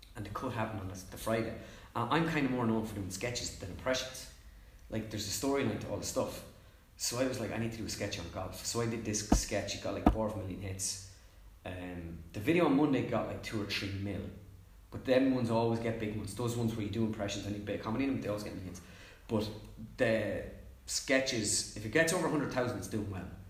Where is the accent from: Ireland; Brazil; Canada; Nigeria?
Ireland; also born or lived in Mullingar; I'm an Irish, like it's my country